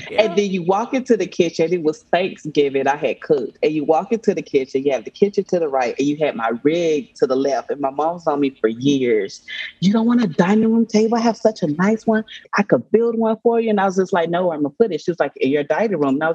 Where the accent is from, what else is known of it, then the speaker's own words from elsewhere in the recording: Nigeria; and I'm Nigerian as well.